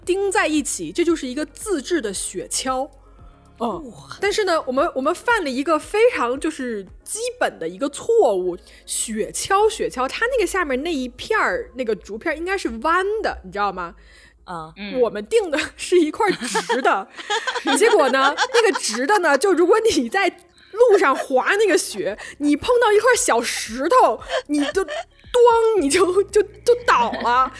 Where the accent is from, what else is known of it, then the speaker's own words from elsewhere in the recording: Changsha, Hunan, China; accent: Changsha dialect; 小时候在我们家，在我在我们家床底下，就是有一个巨大的我洗澡的那个盆，长沙话叫做脚盆、脚盆。